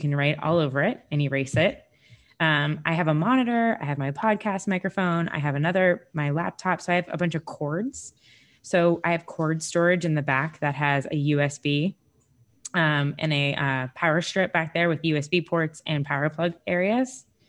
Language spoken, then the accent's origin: English; Sarasota, Florida, United States; I'm from Sarasota, Florida